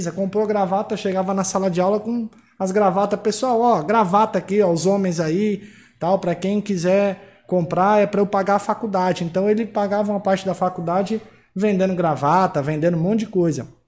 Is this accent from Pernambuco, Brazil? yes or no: no; São Paulo, Brazil; now in Mossoró, Brazil; Eu saí de São Paulo sozinho para vir para cá. Né? Hoje eu estou em Mossoró